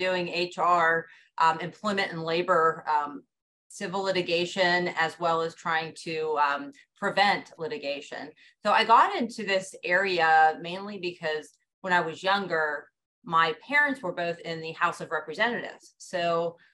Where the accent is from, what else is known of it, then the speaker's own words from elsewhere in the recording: Johnstown, Pennsylvania, United States; now in Pittsburgh, United States; I'm originally from Johnstown, Pennsylvania, which is in Cambria County